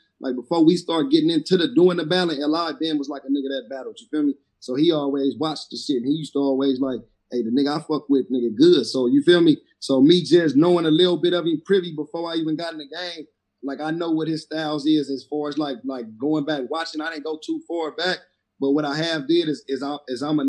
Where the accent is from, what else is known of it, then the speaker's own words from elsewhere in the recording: the West, West Coast, United States; I'm from the West